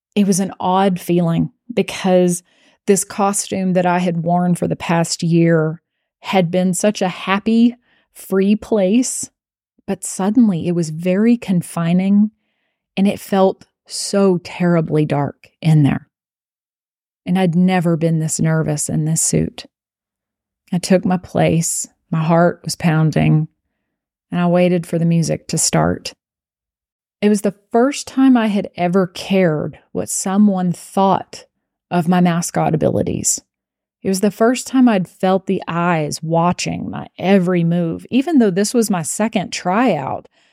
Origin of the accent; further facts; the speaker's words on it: Abilene, Texas, United States; I was from Abilene and I went to Abilene Cooper